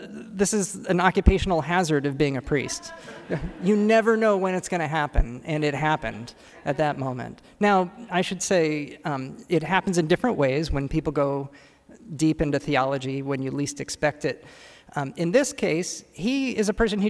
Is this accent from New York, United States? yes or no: no; California, United States; moved away as an adult; now in Washington, D.C., United States; as a Californian who's new here, just moved here